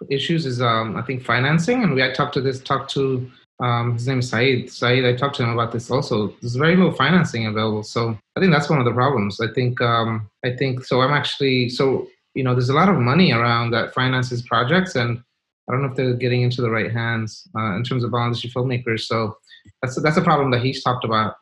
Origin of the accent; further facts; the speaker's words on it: New York City, New York, United States; I grew up in Brooklyn, New York, in Kensington.